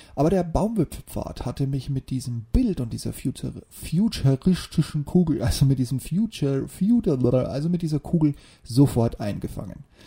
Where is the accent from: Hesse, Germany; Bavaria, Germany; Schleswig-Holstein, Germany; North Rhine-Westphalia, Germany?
Bavaria, Germany; near the Bavarian Forest, Germany; moved away; in meiner alten Heimat nahe dem Bayerischen Wald